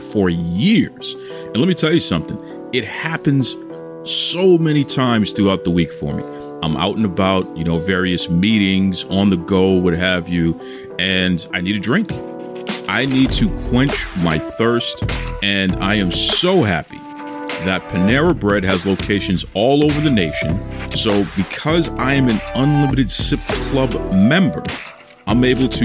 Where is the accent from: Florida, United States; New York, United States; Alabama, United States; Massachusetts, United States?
Massachusetts, United States; Boston; I'm a Bostonian. I'm born and raised in Dorchester originally